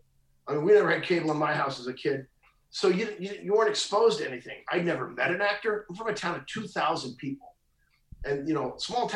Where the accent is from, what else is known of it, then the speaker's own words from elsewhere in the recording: a very small town in Missouri, United States; I from a very small town in Missouri.